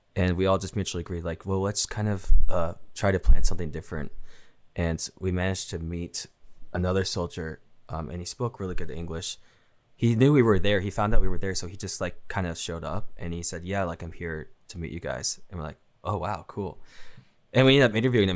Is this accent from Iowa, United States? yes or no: no; Seattle, Washington, United States; I'm from Seattle